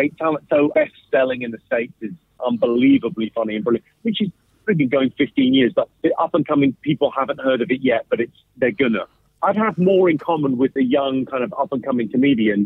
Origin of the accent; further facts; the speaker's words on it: United Kingdom; accent: London; an immigrant household, but I was born in Britain, but like first generation English.